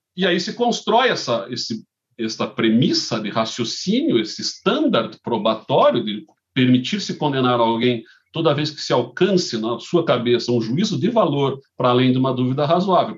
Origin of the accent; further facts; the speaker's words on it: Curitiba, Paraná, Brazil; eu nascido e criado em Curitiba